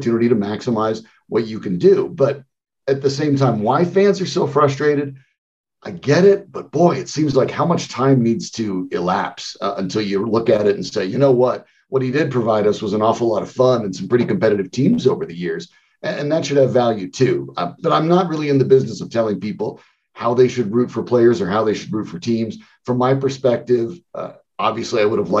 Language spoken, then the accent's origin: English; Colorado, United States; I'm from Colorado